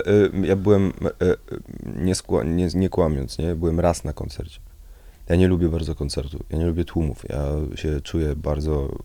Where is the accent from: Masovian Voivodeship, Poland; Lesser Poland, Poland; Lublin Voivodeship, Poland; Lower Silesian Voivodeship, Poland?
Masovian Voivodeship, Poland; Warsaw; also born or lived in near Piaseczno; ja się urodziłem w, w Warszawie, okay. na Sadybie. Mieszkałem przez kilkanaście pierwszych lat na Sadybie